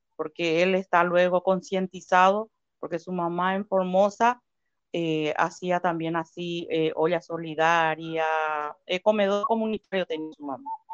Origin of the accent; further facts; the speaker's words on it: Paraguay; moved away as an adult; now in Comodoro Rivadavia, Argentina; yo soy paraguaya